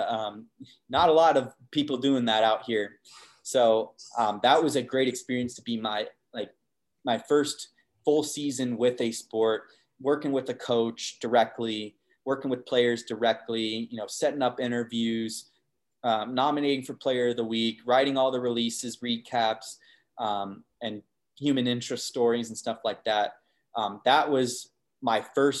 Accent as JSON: {"language": "English", "region": "Arizona", "country": "United States", "tie": "born or raised there", "said": "I'm born and raised in Arizona, so it would have been tough for me to leave Arizona"}